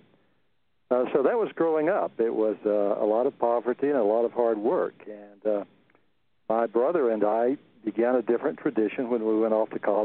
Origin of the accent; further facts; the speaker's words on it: central Texas, United States; I grew up on a cotton farm in the middle of central Texas